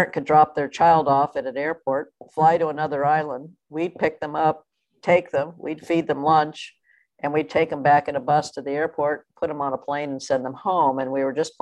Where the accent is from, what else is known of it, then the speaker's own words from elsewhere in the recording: California, United States; now in Hawaii, United States; When I grew up in California, I was playing tournaments every day, all summer long, for $2